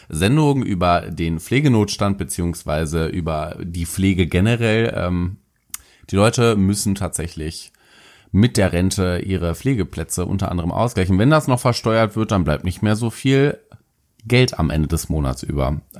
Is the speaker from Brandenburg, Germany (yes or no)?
no; Paderborn, North Rhine-Westphalia, Germany; ich habe in meiner Heimatstadt Paderborn haben wir einen Pfandflaschensammler, der wirklich bekannt bis zum geht nicht mehr ist.